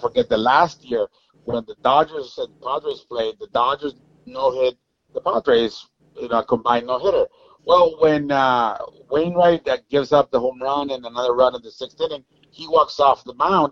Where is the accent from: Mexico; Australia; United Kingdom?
Mexico; moved away; being born and raised in Mexico, going back to my country as a big leaguer